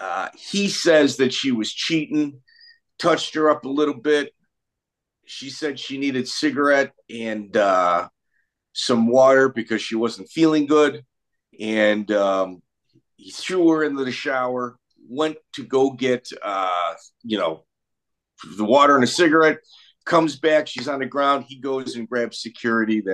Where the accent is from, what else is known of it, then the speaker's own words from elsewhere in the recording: Chicago, Illinois, United States; moved away; I'm from the Midwest, so I can tell you, like, Chicago is where I'm from